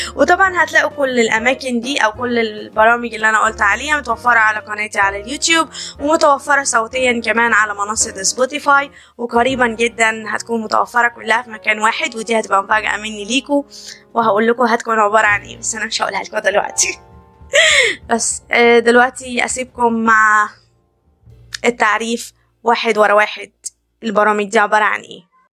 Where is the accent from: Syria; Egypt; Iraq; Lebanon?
Egypt; عندنا في مصر في لهجات كتير